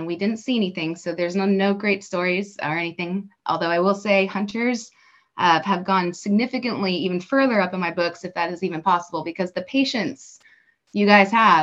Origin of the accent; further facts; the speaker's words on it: Dallas, Texas, United States; also born or lived in Oklahoma / Washington, D.C. / Virginia; I'm originally from the Dallas-Fort Worth area. I lived here my whole life, born and raised in Texas